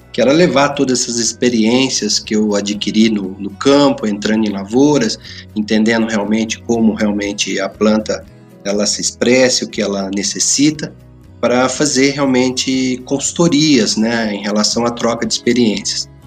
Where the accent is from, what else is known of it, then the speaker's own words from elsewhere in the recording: Campinas, São Paulo, Brazil; born there; É, eu já sou nascido em Campinas.